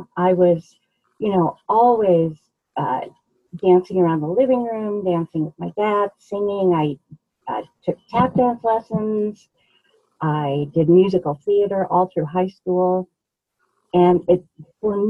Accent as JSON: {"language": "English", "town": "Denver", "region": "Colorado", "country": "United States", "tie": "born or raised there", "also_born_or_lived": "Fort Collins", "said": "I actually grew up here in Denver. The neighborhood is called Montclair"}